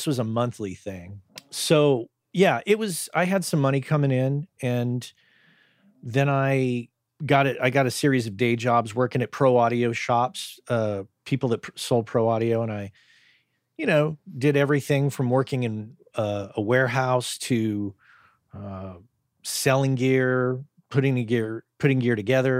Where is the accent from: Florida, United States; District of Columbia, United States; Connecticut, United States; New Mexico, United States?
New Mexico, United States; I grew up in New Mexico, state of New Mexico.